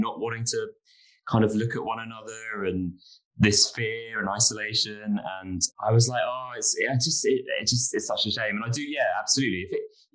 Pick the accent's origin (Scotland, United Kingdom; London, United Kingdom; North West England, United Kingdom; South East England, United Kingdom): London, United Kingdom; I grew up in London